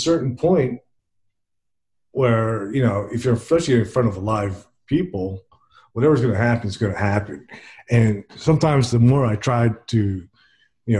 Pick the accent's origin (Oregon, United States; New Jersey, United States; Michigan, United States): New Jersey, United States; Princeton; also born or lived in Trenton, New Jersey; now in Alabama, United States; I live in Alabama now, but I'm originally from Princeton, New Jersey.